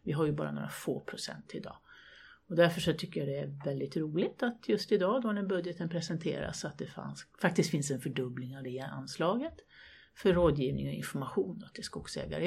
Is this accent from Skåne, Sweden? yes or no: no; Värmland, Sweden; also born or lived in Högboda, Kil Municipality; Jag kommer från Värmland, bor på landet